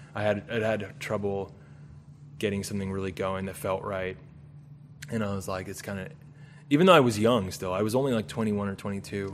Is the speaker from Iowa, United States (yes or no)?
no; Southern California, United States; Southern California. Right. Like the suburbs of Southern California.